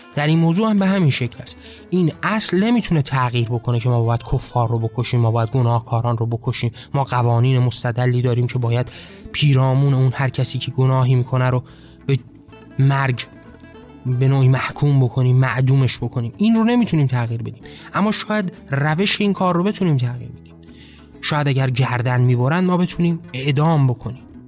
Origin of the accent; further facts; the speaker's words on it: Iran; ما به عنوان هایی که در این کشور زاده شدیم